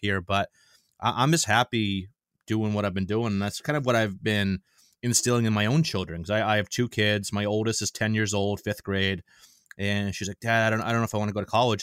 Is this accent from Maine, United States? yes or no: yes; Maine, United States; born and raised in Maine, never lived outside of Maine my entire life.